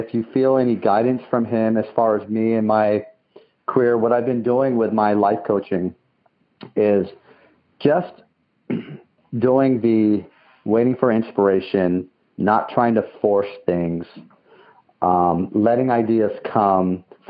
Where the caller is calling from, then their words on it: San Bruno, California, United States; I'm calling from San Bruno, California.